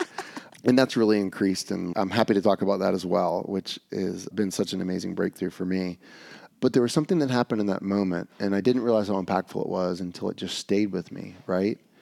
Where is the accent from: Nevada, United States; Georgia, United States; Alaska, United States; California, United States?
Georgia, United States; Atlanta; growing up in Atlanta